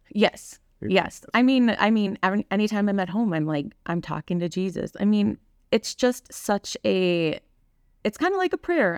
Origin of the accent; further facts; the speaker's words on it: Kaukauna, Wisconsin, United States; now in Grafton, United States; I grew up in Kakana